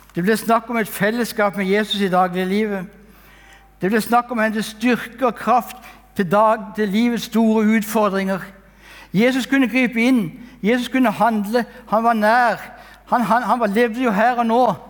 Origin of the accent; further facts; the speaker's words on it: Kristiansand, Agder, Norway; Jeg er født og oppvokst i Kristiansand